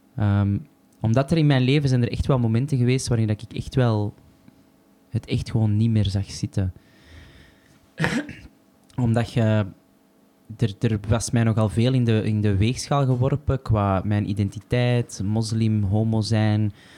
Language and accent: Dutch; Antwerp, Flanders, Belgium; als Antwerpenaar